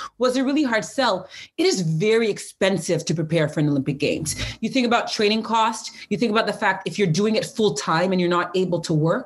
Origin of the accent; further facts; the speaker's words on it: Pickering, Ontario, Canada; I'm from Pickering, Ontario